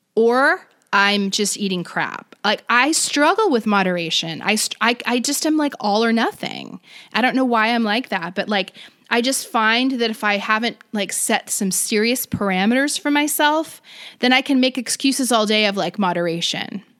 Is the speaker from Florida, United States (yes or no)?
yes; Florida, United States; now in California, United States; I'm from Florida. I go back home